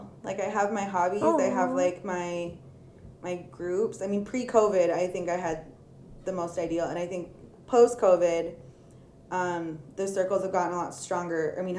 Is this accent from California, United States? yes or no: yes; California, United States; moved away; if I were back in California